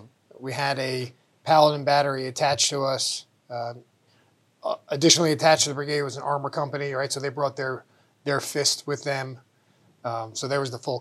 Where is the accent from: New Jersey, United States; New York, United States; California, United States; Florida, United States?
New Jersey, United States; moved away as an adult; also born or lived in Fort Hood, Texas; now in Fort Carson, United States; I'm from New Jersey originally